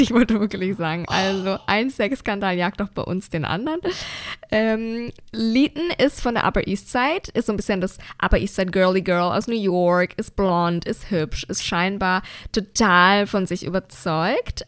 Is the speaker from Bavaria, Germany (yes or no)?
yes; Bavaria, Germany; wie man bei uns in Bayern sagt